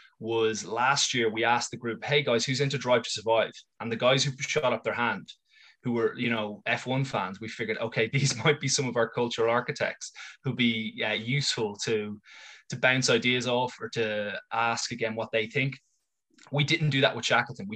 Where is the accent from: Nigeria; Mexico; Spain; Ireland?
Ireland; I'm an Irish English teacher